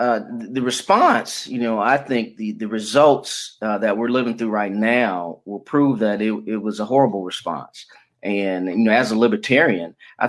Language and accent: English; Detroit, Michigan, United States; born there; also born or lived in Florida; And I was born in Detroit. I finished high school in Florida, got my college degree from Morehouse College